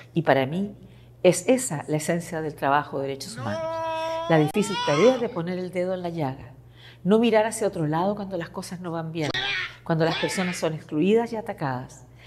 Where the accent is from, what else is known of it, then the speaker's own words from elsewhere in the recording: Chile; moved away; Como muchos chilenos de mi generación, tuve que enfrentarme a un gobierno opresivo